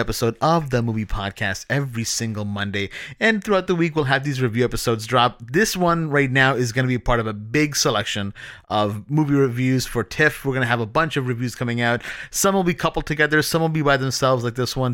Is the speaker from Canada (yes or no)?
yes; Toronto, Ontario, Canada